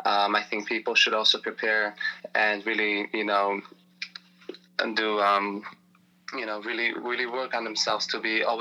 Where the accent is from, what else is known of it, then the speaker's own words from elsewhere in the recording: Israel; now in Baltimore, United States; I come from Israel originally